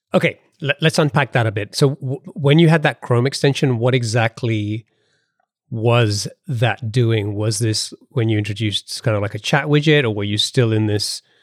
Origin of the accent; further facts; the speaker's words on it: United Kingdom; accent: British; moved away; my British accent is still can't shake it off completely